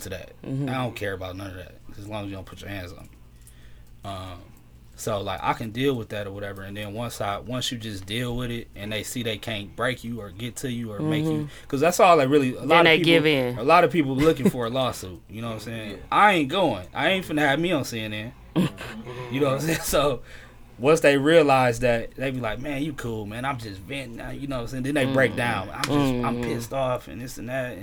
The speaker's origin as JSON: {"language": "English", "town": "Milwaukee", "region": "Wisconsin", "country": "United States", "tie": "born or raised there", "said": "I'm from Milwaukee. I've lived on the north side all my life."}